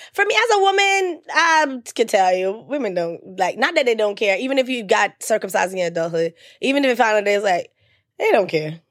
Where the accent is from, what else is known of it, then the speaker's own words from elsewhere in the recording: Jamaica; I'm Jamaican